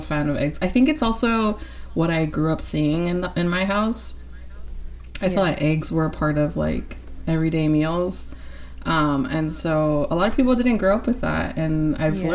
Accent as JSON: {"language": "English", "region": "California", "country": "United States", "said": "I'm from California"}